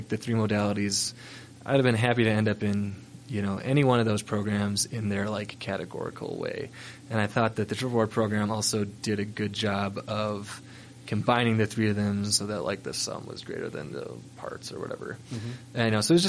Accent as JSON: {"language": "English", "region": "Minnesota", "country": "United States", "tie": "born or raised there", "moved": "as an adult", "lives_now": "Salt Lake City, United States", "said": "I grew up skiing on 300 feet of vertical in Minnesota"}